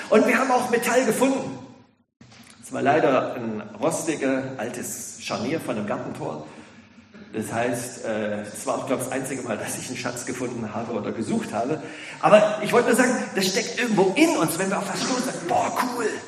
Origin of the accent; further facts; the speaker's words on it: Ludwigsburg, Baden-Württemberg, Germany; ja, ich komme aus Ludwigsburg, bin der Gemeinschaftspastor.